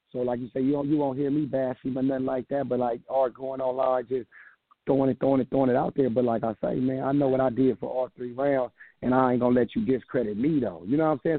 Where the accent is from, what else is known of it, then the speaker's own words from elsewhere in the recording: the West, West Coast, United States; I'm coming from the West